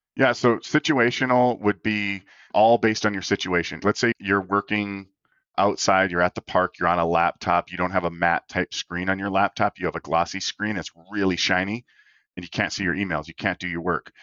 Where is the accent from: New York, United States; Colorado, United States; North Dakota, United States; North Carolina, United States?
North Dakota, United States; Minot; I grew up in Minot, North Dakota